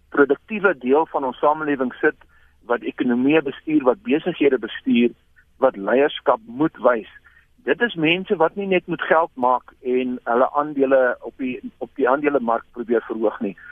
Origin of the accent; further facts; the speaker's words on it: South Africa; as Afrikaners